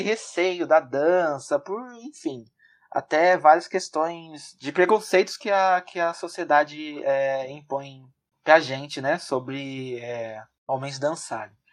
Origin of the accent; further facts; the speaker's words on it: São Paulo, Brazil; now in Guarulhos, Brazil; sou da, da capital de São Paulo. Atualmente estou morando em, em Guarulhos, mas ah, nasci e até o meio do ano passado estava morando na, na capital de São Paulo.